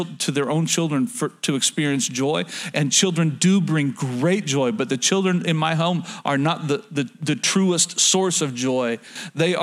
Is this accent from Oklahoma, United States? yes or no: yes; Oklahoma, United States; moved away; I'm from Oklahoma